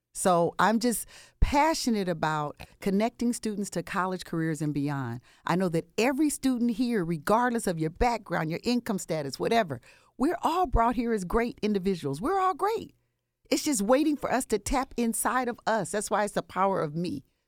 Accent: Compton, California, United States; I'm from the West Coast, born and raised Compton, California

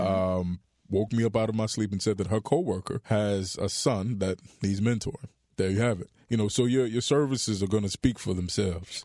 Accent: Miami, Florida, United States; Born and raised in Miami, Florida.

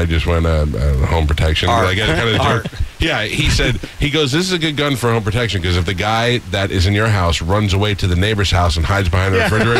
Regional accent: New York, United States; now in Tampa, United States; as an American, but as a New Yorker

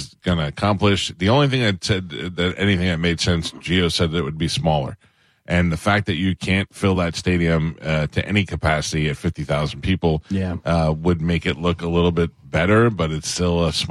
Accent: New York City, New York, United States; when I grew up in Staten Island

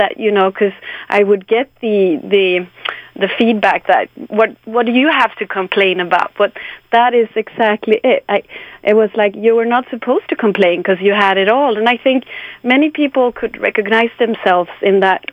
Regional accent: Sweden; English is a second language; I'm from Sweden, so my Swedish is not perfect

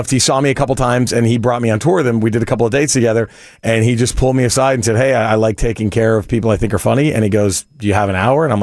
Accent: Texas, United States; now in Los Angeles, United States; I live in LA. I'm from Texas, but mm-hmm. I live in LA now.

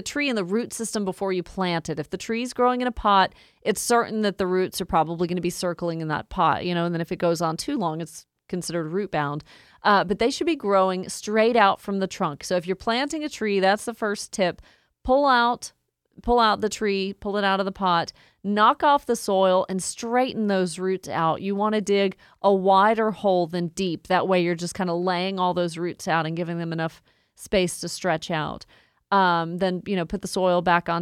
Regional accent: Woodstock, Georgia, United States; my hometown in Woodstock, up to Cherokee County

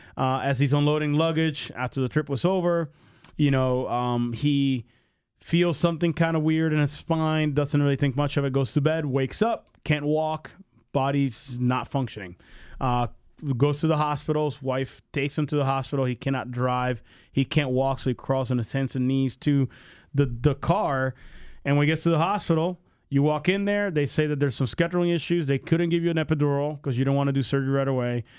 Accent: Pennsylvania, United States; moved away; I grew up in Pennsylvania

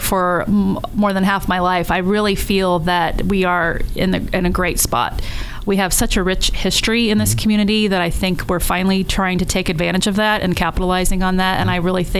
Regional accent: Indiana, United States; moved away as an adult; now in Dayton, United States; I'm not from here. I'm from Indiana.

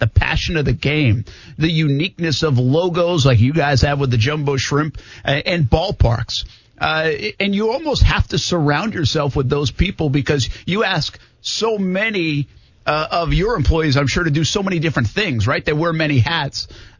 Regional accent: Rhode Island, United States; I'm from Rhode Island.

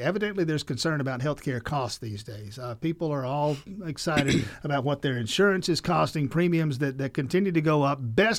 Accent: Georgia, United States; I'm from South Georgia, and there are hospitals down there

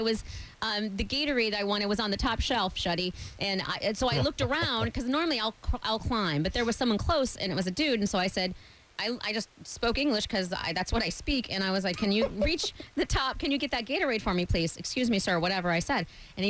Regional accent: Iowa, United States; I was born in Iowa. Why would I know Spanish?

